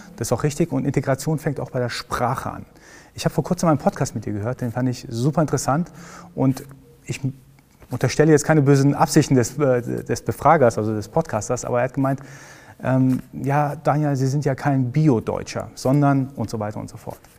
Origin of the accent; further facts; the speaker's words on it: Iran; now in Germany; ich komme aus dem Iran